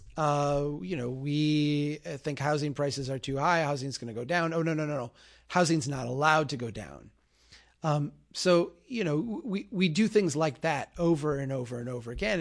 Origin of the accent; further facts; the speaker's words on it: Minnesota, United States; As a Minnesotan